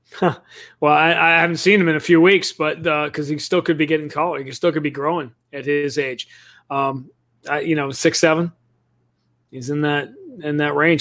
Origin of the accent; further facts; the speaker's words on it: New York City, New York, United States; moved away; I grew up in Greenwich Village in New York City